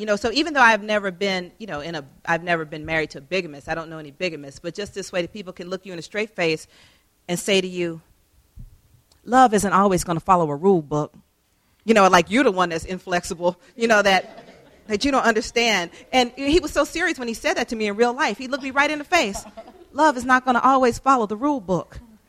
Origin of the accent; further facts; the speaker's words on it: Atlanta, Georgia, United States; She grew up in Louisiana. I grew up in Atlanta. She's 11 years older than me.